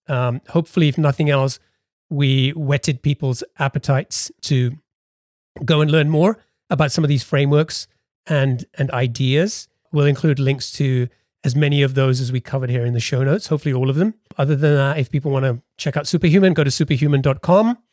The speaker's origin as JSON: {"language": "English", "region": "England", "country": "United Kingdom", "tie": "born or raised there", "said": "we're both British. We both grew up in England"}